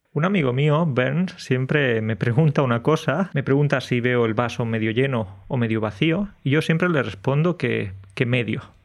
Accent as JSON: {"language": "Spanish", "region": "Andalusia", "country": "Spain", "tie": "born or raised there", "moved": "as an adult", "lives_now": "Poland", "said": "estaría viviendo en España, en mi pueblo de mm. Andalucía"}